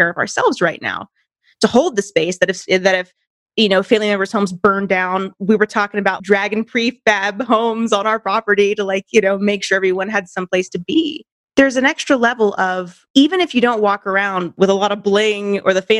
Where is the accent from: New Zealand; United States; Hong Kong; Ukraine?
United States; Santa Cruz Mountains, California; moved away as an adult; now in Colorado, United States; We grew up in the Santa Cruz Mountains, and our hometown